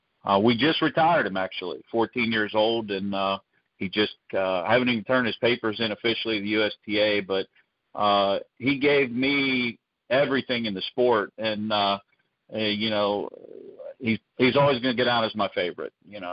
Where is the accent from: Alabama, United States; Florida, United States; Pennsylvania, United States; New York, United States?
Pennsylvania, United States; Canonsburg; I lived about 10 minutes from the Meadows. I grew up in Cannonsburg, where I currently reside